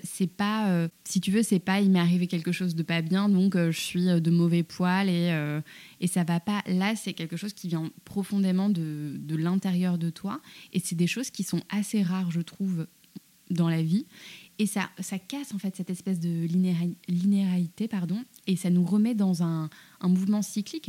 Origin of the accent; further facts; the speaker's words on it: France; je suis née en France, j'avais un peu le poids de, je pense, du complexe de l'immigré de deuxième génération.